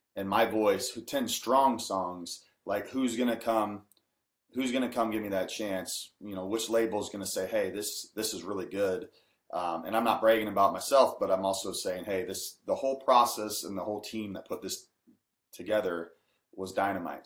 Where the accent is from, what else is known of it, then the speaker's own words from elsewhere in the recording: Washington, United States; I'm from Washington State and don't have a accent, a country accent per se